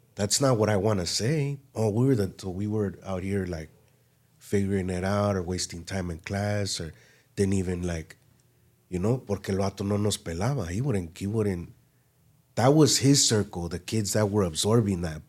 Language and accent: English; Los Angeles, California, United States; Born and raised in West L A.